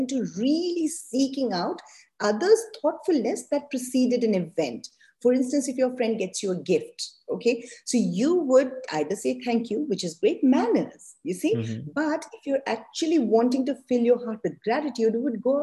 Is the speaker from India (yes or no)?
yes; India; I'm also Indian